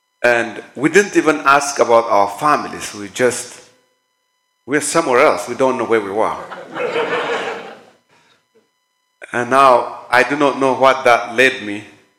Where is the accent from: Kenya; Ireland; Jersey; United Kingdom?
Kenya; moved away as an adult; now in United States; Honestly, since I came from Kenya to the state, it's 5 weeks.